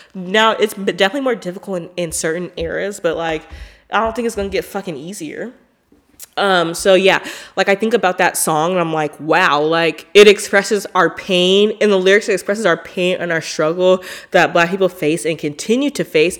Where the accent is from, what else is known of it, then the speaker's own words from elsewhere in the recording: Portland, United States; I'm from Portland